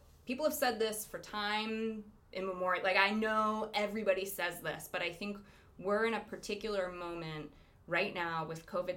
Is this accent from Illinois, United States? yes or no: no; Lompoc, California, United States; growing up in Lompoc. I grew up, you know, it's a very conservative town.